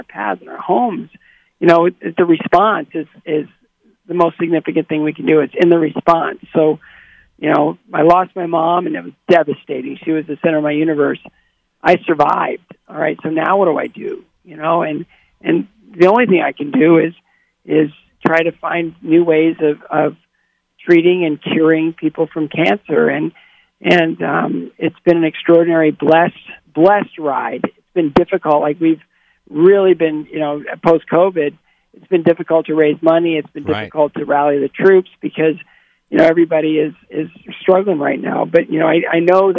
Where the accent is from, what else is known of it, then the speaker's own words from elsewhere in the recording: Bowling Green, Ohio, United States; my hometown of Bowling Green, Ohio